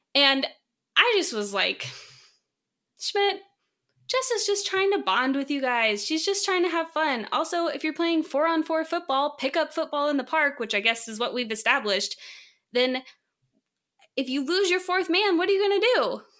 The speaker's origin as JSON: {"language": "English", "town": "San Diego", "region": "California", "country": "United States", "moved": "yes", "said": "I'm originally from San Diego"}